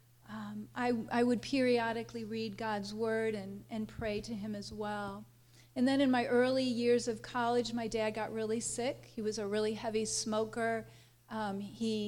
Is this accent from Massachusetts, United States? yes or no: no; St. Louis, Missouri, United States; I was born in St. Louis.